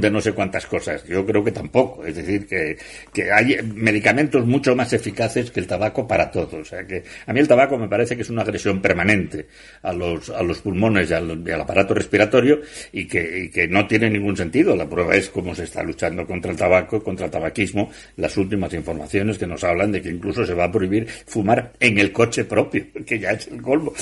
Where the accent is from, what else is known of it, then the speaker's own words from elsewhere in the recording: Asturias, Spain; yo como asturiano